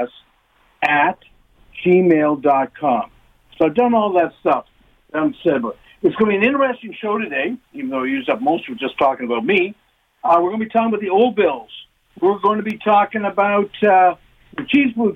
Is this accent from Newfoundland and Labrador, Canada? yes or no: no; Toronto, Ontario, Canada; I'm from Toronto here